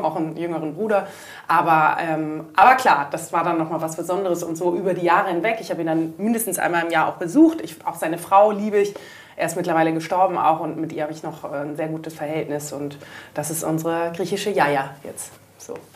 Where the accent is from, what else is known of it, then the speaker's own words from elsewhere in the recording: Munich, Bavaria, Germany; moved away as an adult; also born or lived in Athens, Greece; meine Mutter ist dann ähm, nach München zurück. Da ist so die, ähm, ich sag mal, der deutsche Teil der Ursprungsfamilie ähm, mhm. ist in, in München und dort bin ich dann relativ behütet äh, groß geworden